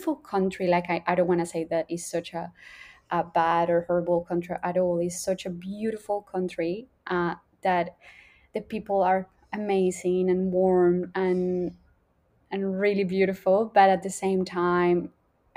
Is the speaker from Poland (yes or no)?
no; Colombia; now in Australia; I grew up in Colombia, a smaller town, like compared to Australia